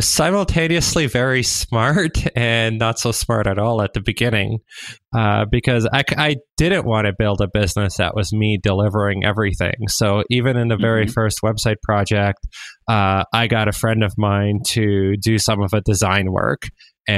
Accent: Waterloo, Ontario, Canada; I grew up in Waterloo. It's a startup hub.

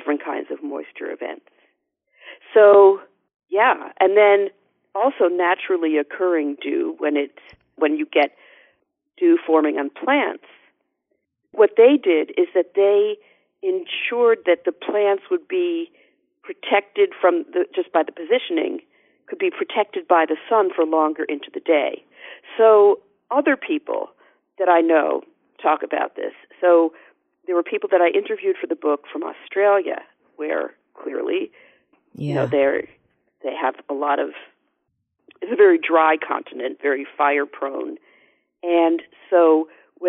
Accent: Northeast, United States; I'm from the Northeast

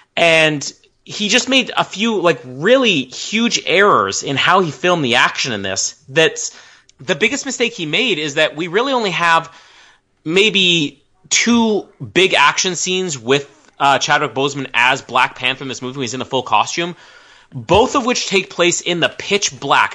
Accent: Canada; as a Canadian

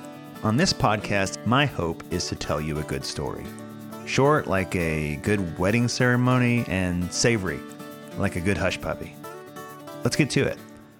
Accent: Northeast Tennessee, United States; also born or lived in Knoxville, Tennessee; I'm from Northeast Tennessee and now live in Knoxville, so heading northeast is heading home for me.

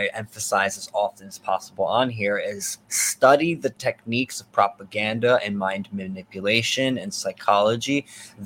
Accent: New Jersey, United States; I'm from New Jersey

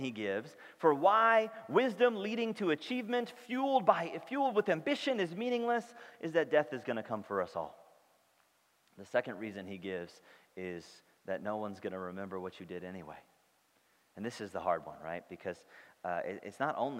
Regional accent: St. Louis, Missouri, United States; I grew up in St. Louis, where she grew up

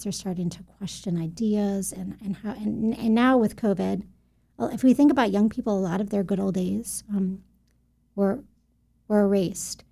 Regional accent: Buffalo, New York, United States; moved away as an adult; also born or lived in Albany, New York; now in Central Florida, United States; was born in Albany, raised in Buffalo, New York

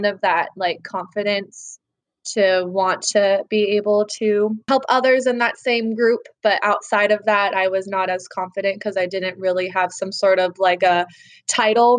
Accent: Danville, California, United States; now in Sacramento, United States; I grew up in Danville, super awesome little town of Danville.

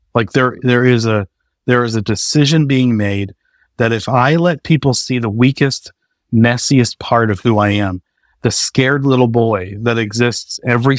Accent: New England, United States; growing up in New England, it's just kind of especially for a guy, I think it's this, the suck it up, man up.

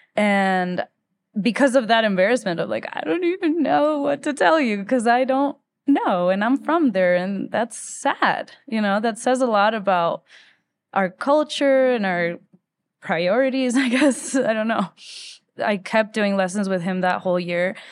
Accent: Quito, Pichincha, Ecuador; moved away as an adult; also born or lived in Philadelphia; now in Denver, United States; I was born in Quito, Ecuador in nineteen ninety-three. Um, And I grew up in Ecuador most of my life except for three years when my dad was doing his master's degree that we moved to Philadelphia.

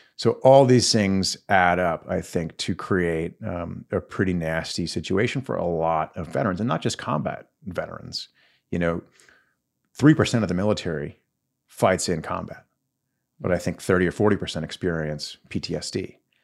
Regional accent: Longview, Texas, United States; pretty typical Texas kid. I grew up in Longview, so northeast Texas, just outside the city

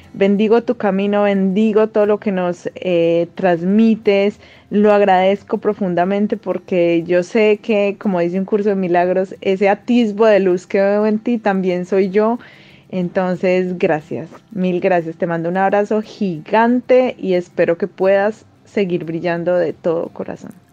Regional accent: Colombia; now in Peru; soy colombiana y vivo en Perú desde hace algún tiempo

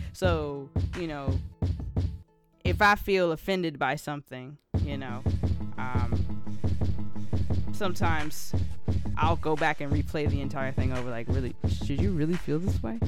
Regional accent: Columbia, South Carolina, United States; here in my hometown of Columbia, South Carolina

